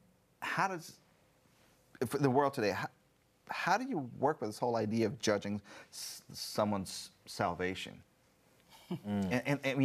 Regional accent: India; moved away; growing up in India

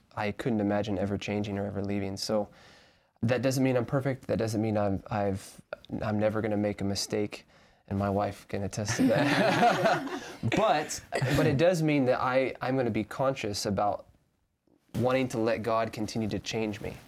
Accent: Arkansas, United States; moved away; I came from Arkansas, so I'm from the South

